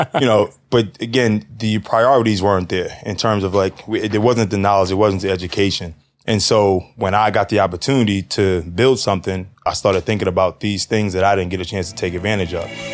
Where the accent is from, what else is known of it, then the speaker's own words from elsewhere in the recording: New York City, New York, United States; 36 years old, born and raised in Harlem